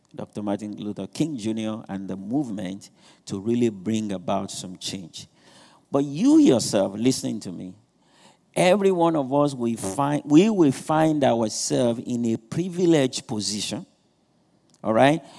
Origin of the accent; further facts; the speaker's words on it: Nigeria; moved away; I'm not trying to run away from being Nigerian. I'm not trying to change my accents